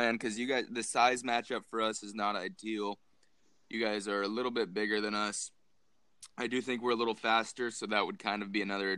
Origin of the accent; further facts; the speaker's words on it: Washington, United States; I'm from Washington State